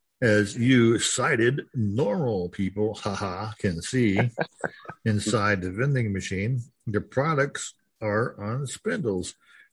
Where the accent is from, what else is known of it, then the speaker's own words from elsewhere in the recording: California, United States; I am from Silicon Valley, California, in San Francisco Bay Area.